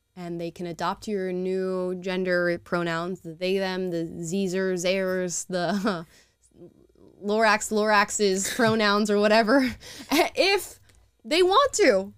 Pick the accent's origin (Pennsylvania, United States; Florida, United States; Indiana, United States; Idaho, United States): Florida, United States; now in California, United States; I'm from Florida